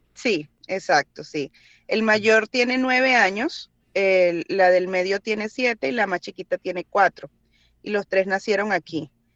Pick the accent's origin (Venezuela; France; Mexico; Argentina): Venezuela; moved away as an adult; now in United States